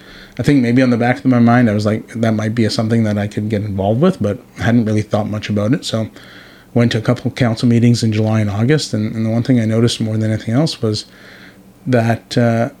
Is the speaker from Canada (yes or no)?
yes; Toronto, Ontario, Canada; moved away as an adult; also born or lived in Vancouver, Canada / Burnaby, Canada; now in Powell River, Canada; I growing up in Toronto